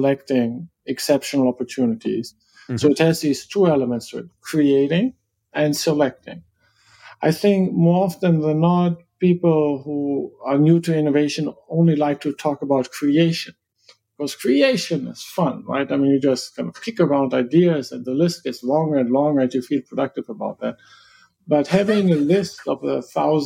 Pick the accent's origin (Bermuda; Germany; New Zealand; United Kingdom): Germany; me as a German